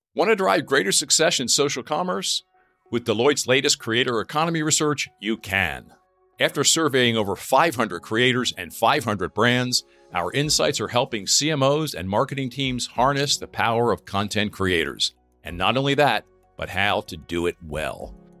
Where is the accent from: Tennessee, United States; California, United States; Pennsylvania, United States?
Pennsylvania, United States; Lancaster; now in Ohio, United States; I was born and raised in Lancaster